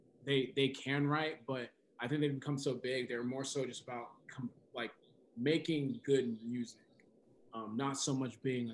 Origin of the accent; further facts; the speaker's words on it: Nigeria; So I'm like, so I'm Nigerian, African, and then